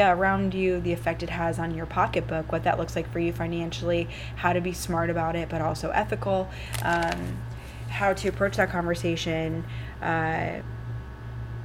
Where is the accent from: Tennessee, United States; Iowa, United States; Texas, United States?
Iowa, United States; I'm in South Dakota, so a lot of you know that I'm from Iowa.